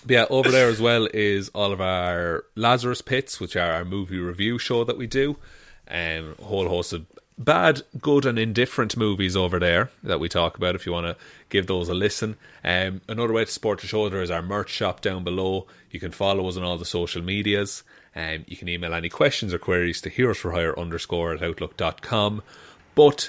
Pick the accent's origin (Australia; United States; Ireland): Ireland; because of being Irish